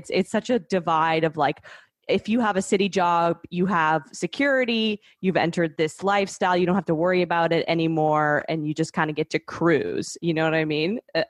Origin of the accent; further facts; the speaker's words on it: Canada; moved away as an adult; now in New York City, United States; I grew up in Canada, so a very different place.